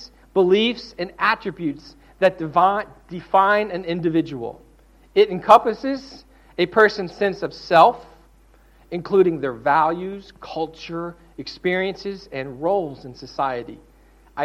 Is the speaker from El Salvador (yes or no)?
no; the South, United States; I'm from the South